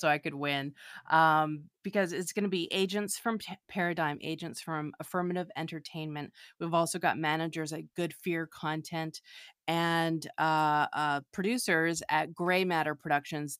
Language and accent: English; Canada; now in Los Angeles, United States; I'm a writer and a director currently living in Los Angeles. I'm originally from Canada